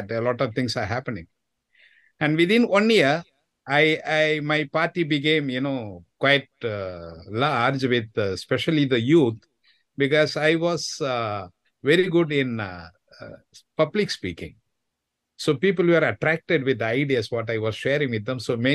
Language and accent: English; Chennai, Tamil Nadu, India; from Chennai, the capital city of Tamil Nadu state in India.